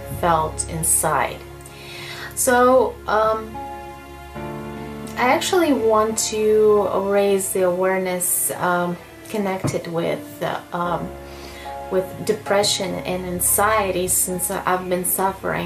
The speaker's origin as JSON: {"language": "English", "country": "Russia", "said": "I'm 30 years old and I'm from Russia."}